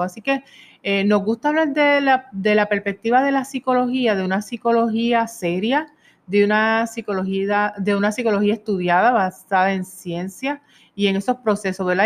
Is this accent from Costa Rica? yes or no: no; Puerto Rico; also born or lived in Pennsylvania / Spain; en Puerto Rico, que es donde residimos y somos puertorriqueños